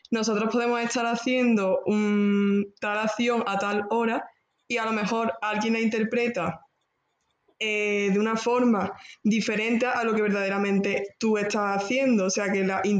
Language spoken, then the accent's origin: Spanish; Córdoba, Andalusia, Spain; y soy de Córdoba. Estudio en Granada política